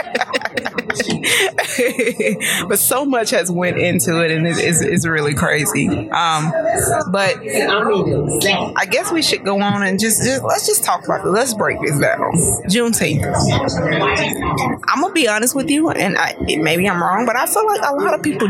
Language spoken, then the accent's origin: English; Chattanooga, Tennessee, United States; I grew up in Chattanooga, Tennessee, Hamilton County